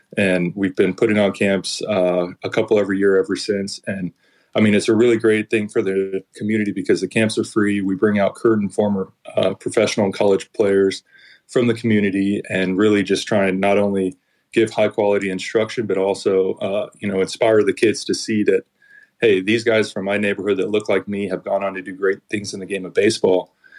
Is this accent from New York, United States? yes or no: no; Oakland, California, United States; my hometown team of the Oakland A's